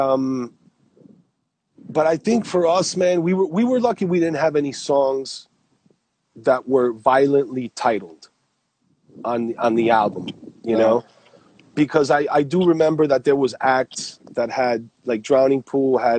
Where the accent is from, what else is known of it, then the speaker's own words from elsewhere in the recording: New York, United States; we're from New York